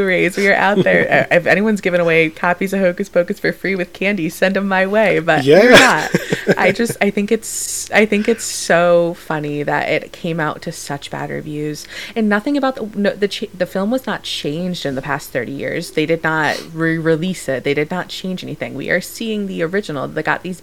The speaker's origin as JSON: {"language": "English", "region": "Connecticut", "country": "United States", "said": "I'm from Connecticut, so not too far away."}